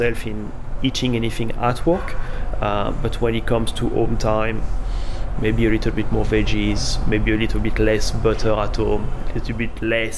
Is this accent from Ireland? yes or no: no; France; moved away as an adult; also born or lived in London / Sydney; now in Noosa, Australia; I come from France, lived in London, moved to Sydney, then that to a smaller town, Nusa.